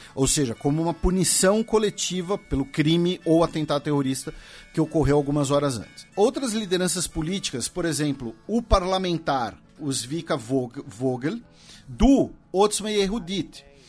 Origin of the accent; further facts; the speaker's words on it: Brazil; nós que somos brasileiros